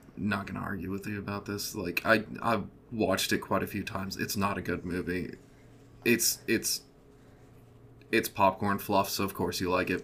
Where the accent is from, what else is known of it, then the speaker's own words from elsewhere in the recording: American heartland, Midwest, United States; I'm from the American heartland.